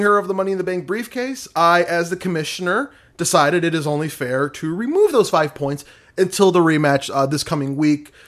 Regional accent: Michigan, United States; I'm from Michigan

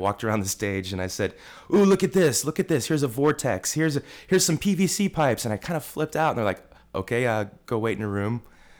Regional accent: Illinois, United States; I really wanted to be in Chicago because I'm from Central Illinois.

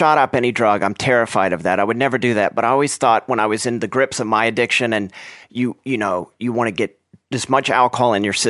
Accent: Oklahoma, United States; born there; also born or lived in Texas; now in Los Angeles, United States; I was born in Oklahoma. I lived in Texas for quite a while and moved around a lot. And for, you know, all of my adult life, I've been in Los Angeles.

